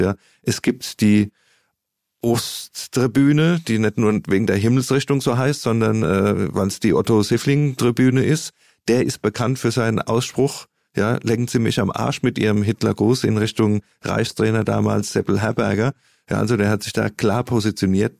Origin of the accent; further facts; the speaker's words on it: Mannheim, Baden-Württemberg, Germany; als, als Mannheimer, als Kurpfälzer